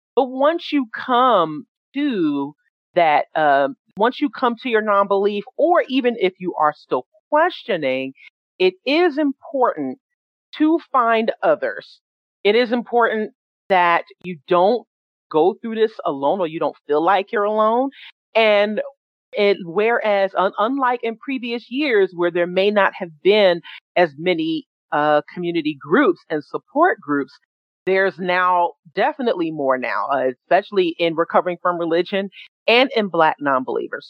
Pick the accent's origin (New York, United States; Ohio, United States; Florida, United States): New York, United States; New York City; I was born and raised in New York City uh, from Jamaica, Queens